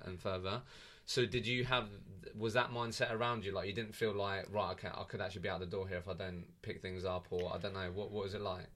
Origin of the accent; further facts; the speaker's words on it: Eastbourne, South East England, United Kingdom; I'm from Eastbourne